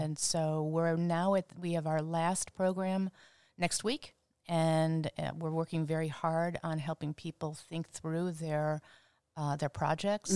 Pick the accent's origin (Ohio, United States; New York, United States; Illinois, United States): Ohio, United States; Cleveland; moved away as an adult; also born or lived in Cincinnati; I am from Cleveland.